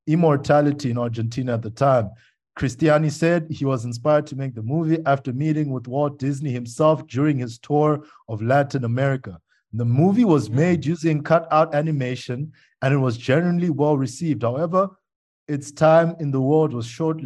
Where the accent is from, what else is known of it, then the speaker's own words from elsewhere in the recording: Zimbabwe; moved away; also born or lived in South Africa; my home country is really poverty stricken